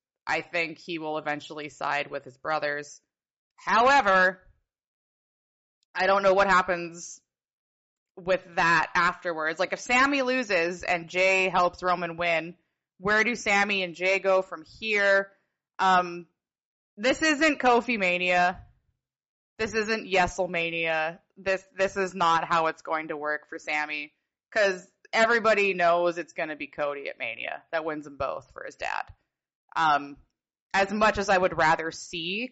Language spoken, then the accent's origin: English; Canada; I'm Canadian